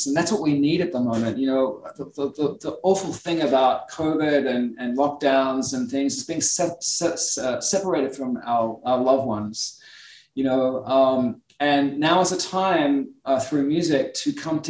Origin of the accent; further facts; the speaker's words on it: Australia; now in United States; I'm Australian, you know, we're a country of immigrants as well